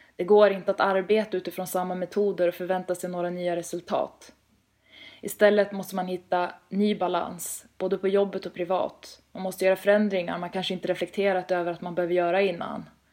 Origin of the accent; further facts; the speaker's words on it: Västerås, Västmanland, Sweden; moved away as an adult; now in Stockholm, Sweden; Född och uppvuxen i Västerås, men rör mig mest i huvudstaden numera